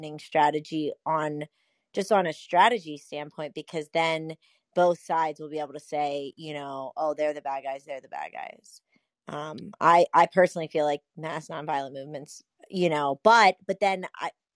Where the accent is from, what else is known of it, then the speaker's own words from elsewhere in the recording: Atlantic City, New Jersey, United States; I'm from Atlantic City